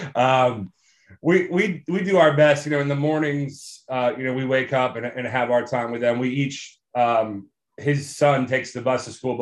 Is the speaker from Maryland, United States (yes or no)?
yes; Germantown, Maryland, United States; I grew up in Germantown, Maryland